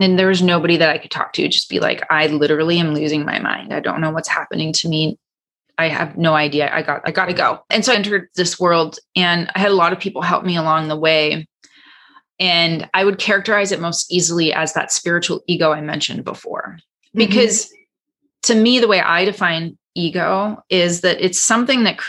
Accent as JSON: {"language": "English", "country": "Canada", "moved": "yes", "lives_now": "Los Angeles, United States", "said": "I'm Canadian"}